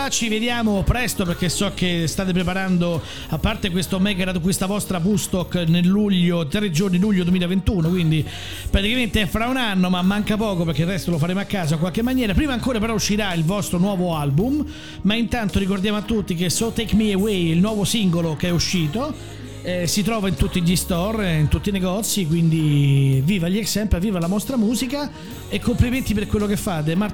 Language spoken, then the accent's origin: Italian; Rome, Lazio, Italy; Cioè io da buon romano